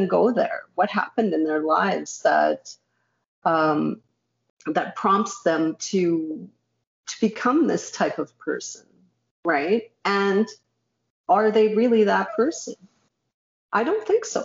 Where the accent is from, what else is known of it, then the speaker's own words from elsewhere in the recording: Canada; I'm Canadian born, but my parents were refugees